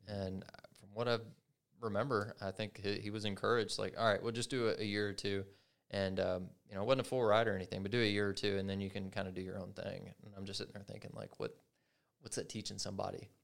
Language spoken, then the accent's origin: English; Kentucky, United States; I'm from Kentucky